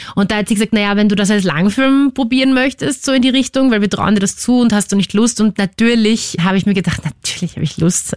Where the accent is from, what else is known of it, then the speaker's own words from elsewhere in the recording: Vienna, Austria; ich bin aufgewachsen im C-Block, also ganz hinten, auf Stiege 4